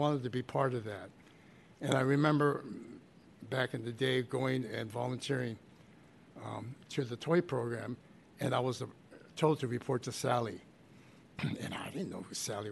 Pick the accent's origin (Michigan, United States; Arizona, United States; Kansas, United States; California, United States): California, United States; San Francisco; a Japanese-American kid growing up in Japantown